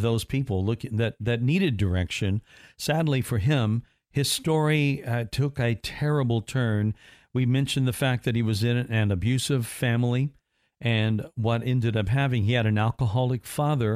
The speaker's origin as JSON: {"language": "English", "town": "Evansville", "region": "Indiana", "country": "United States", "tie": "born or raised there", "moved": "yes", "said": "my hometown of Evansville"}